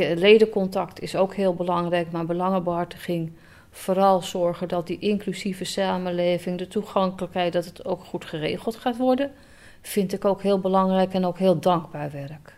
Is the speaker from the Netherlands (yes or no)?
yes; Alkmaar, North Holland, Netherlands; also born or lived in Enkhuizen / Heerhugowaard / Schermerhorn; was geboren en getogen in Alkmaar